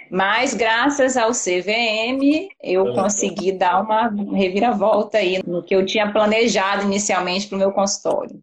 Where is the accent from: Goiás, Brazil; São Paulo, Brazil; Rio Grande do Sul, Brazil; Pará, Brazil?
Pará, Brazil; Belém; moved away as an adult; also born or lived in Belo Horizonte / Rio de Janeiro; now in Vitória, Brazil; eu sou paraense, então já tem 13 anos que eu moro fora de Belém